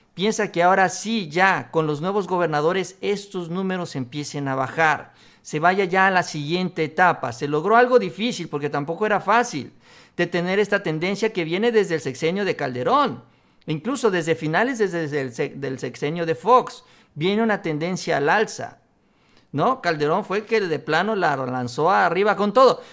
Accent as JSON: {"language": "Spanish", "country": "Mexico", "said": "como buenos mexicanos"}